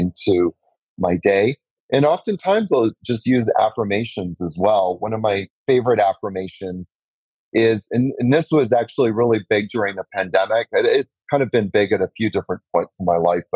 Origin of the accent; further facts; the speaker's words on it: Canada; moved away as an adult; also born or lived in New York; now in Costa Rica; I'm from Canada. Moved to New York for 10 years